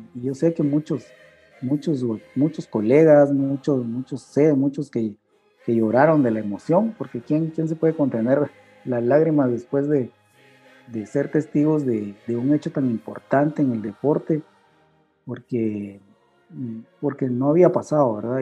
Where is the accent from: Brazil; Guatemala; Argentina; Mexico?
Guatemala; como guatemalteco